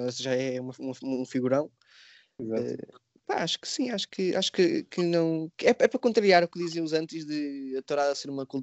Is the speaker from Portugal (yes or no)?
yes; Portugal; Pá, eu sou português, não gosto de correr de touros, não vou, pá, não vou.